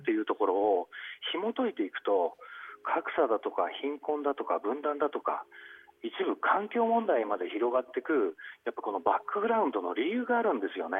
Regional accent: Kawasaki, Kanagawa, Japan; 私の地元の川崎

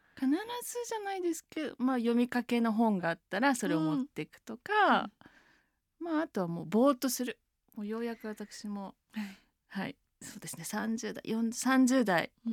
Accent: Taito, Tokyo, Japan; also born or lived in France; 私台東区出身なんですけど

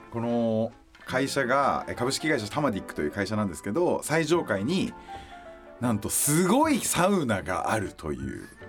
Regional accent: Tama area, Tokyo, Japan; 僕が生まれ育った多摩地区

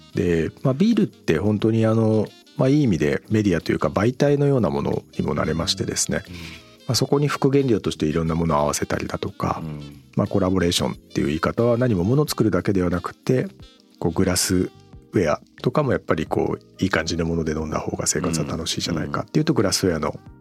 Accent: Kawagoe, Saitama, Japan; 私も川越の街中じゃなくて農村で生まれ育ってるんで

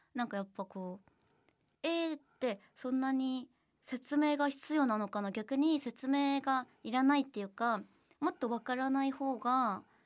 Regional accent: South Korea; Japanese is a second language; moved away as an adult; now in Japan

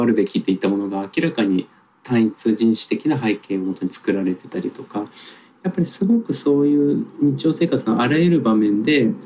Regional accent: Tokyo, Japan; 僕も東京育ちが長いので

